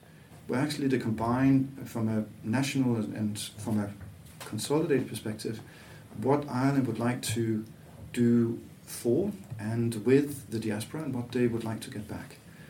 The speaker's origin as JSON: {"language": "English", "town": "Aarhus", "region": "Central Denmark Region", "country": "Denmark", "tie": "born or raised there", "also_born_or_lived": "Copenhagen / Latvia", "second_language": "English", "moved": "as an adult", "said": "but I'm not from Copenhagen. I'm a kid from Aarhus, but worked as well in Copenhagen."}